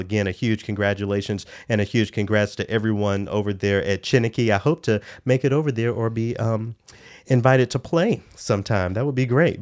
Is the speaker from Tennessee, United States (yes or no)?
yes; Memphis, Tennessee, United States; moved away; my hometown